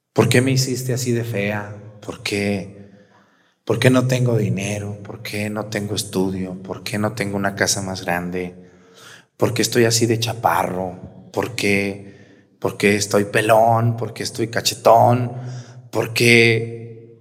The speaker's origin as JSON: {"language": "Spanish", "region": "Jalisco", "country": "Mexico", "tie": "born or raised there", "also_born_or_lived": "Aguascalientes", "moved": "yes", "lives_now": "Guerrero, Mexico", "said": "Yo nací en Jalisco."}